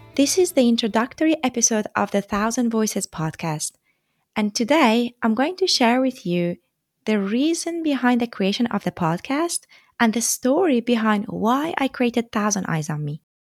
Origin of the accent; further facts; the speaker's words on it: Tehran, Tehran Province, Iran; moved away as an adult; also born or lived in France; I come from Iran, from the capital city, Tehran. I lived there almost all my life until two thousand twelve, when I left to continue my studies abroad